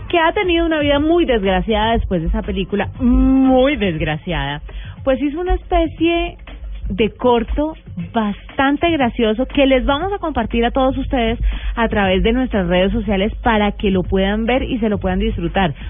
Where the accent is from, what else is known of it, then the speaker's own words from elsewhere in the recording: Tuta, Boyacá, Colombia; moved away; Aposentos Tuta, mi pueblo